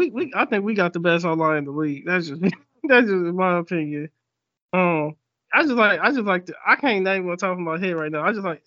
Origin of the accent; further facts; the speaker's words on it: Cleveland, Ohio, United States; now in Alabama, United States; I'm born and raised in Cleveland, Ohio, and my sister is.